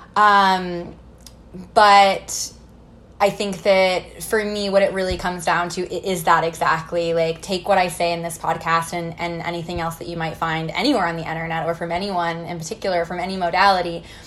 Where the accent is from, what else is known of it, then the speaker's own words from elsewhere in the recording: Missouri, United States; I grew up in the Midwest in Missouri, kind of in a small town